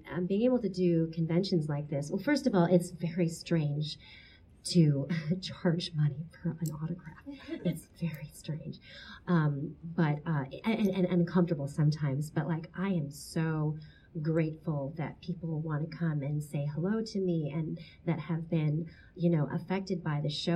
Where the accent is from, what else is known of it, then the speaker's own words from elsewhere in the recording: Portsmouth, Virginia, United States; I was born in Portsmouth, Virginia, but my parents are from the Philippines